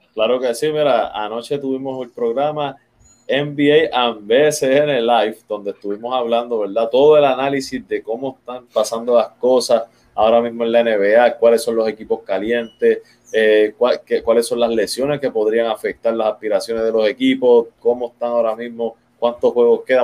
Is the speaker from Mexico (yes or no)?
no; Puerto Rico; Como boricua